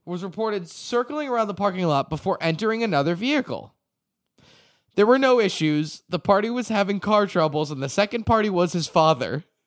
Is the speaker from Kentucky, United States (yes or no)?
no; Acton, Massachusetts, United States; my hometown, Acton, Massachusetts